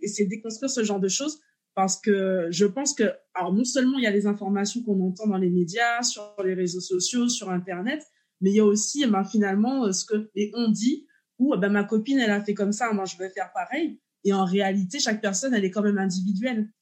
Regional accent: Martinique; je suis martiniquaise

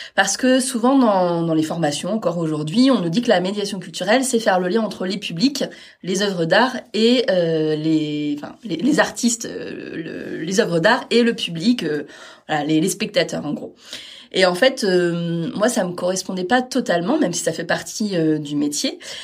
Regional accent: Caen, Normandy, France; je suis née à Caen, mais j'ai pas mal vadrouillé pour les études et puis pour les premiers postes.

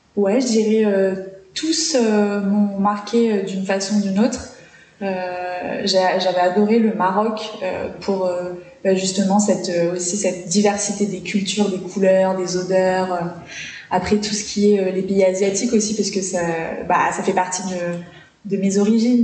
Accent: New Caledonia; also born or lived in Paris region, France; j'ai passé toute mon enfance ici, et bah, j'ai carrément plus de souvenirs en, Calédonie.

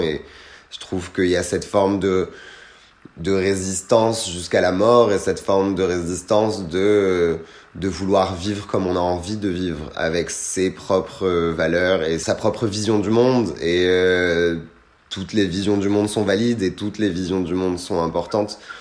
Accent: France; also born or lived in Tunisia; je ne voulais même pas dire que j'étais tunisien. C'était non, je suis français

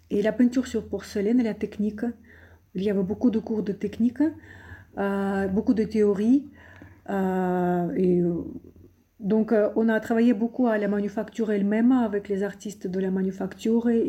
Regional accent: Saint Petersburg, Russia; born there; Je suis née à Saint-Pétersbourg. Euh, il est considéré comme la capitale culturelle, culturelle de la Russie.

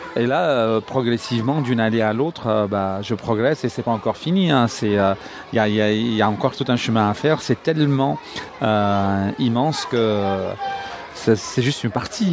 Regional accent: Cairo, Cairo Governorate, Egypt; now in Alexandria, Egypt; Je suis né au Caire

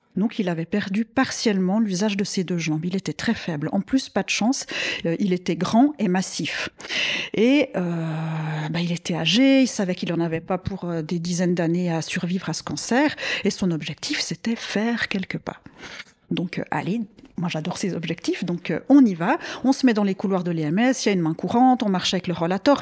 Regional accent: same area as Nicole, Vaud, Switzerland; on a grandi dans le même coin.

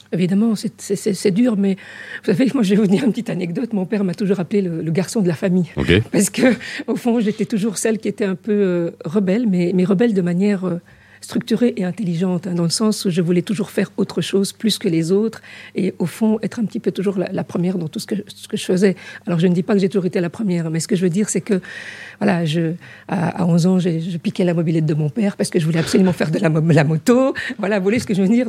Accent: Haute-Savoie, Auvergne-Rhône-Alpes, France; born or raised there; moved away as an adult; also born or lived in Casablanca, Morocco / Switzerland; now in Brussels, Belgium

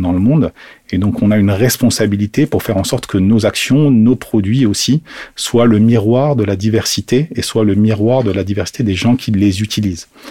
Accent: Algeria; moved away; je suis né en Algérie, mm-hmm. euh, donc j'ai toujours eu un pied africain, entre guillemets.

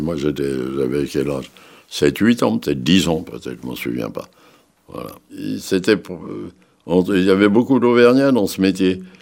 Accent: Paris, Île-de-France, France; Je suis né à Paris le 18 février 1900. 27

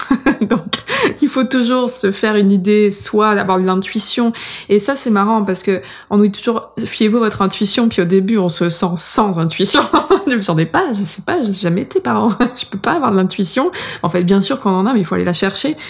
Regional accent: France; now in Montreal, Canada; je suis blanche, euh, je viens de France

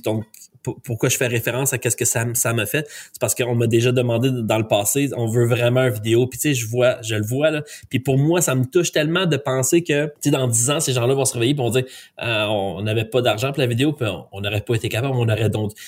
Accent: Quebec, Canada; ils savent que je suis un Canadien, ils savent que je suis un Québécois

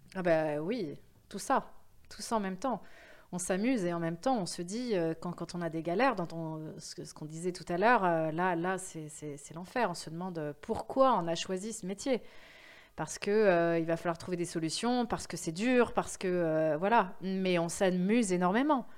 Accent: France; accent: French; also born or lived in New York; mon accent très français

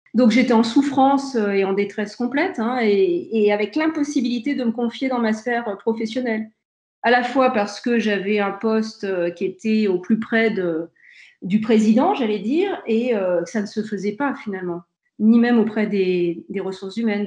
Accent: Aix-les-Bains, Auvergne-Rhône-Alpes, France; also born or lived in Grenoble; je suis fière d'être aixoise et savoyarde comme Mathieu Ricard

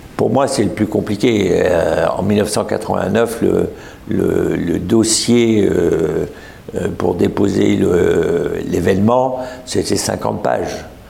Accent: Lorraine, Grand Est, France; en France, je dis que je suis un Lorrain du Grand Est

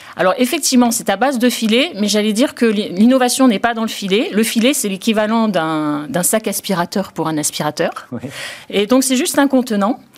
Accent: Marseille, Provence-Alpes-Côte d'Azur, France; on est marseillais

